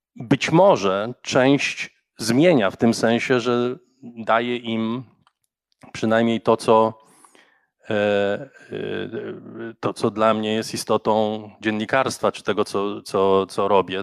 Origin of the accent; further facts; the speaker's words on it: Warsaw, Masovian Voivodeship, Poland; Ja się wychowałem na Grochowie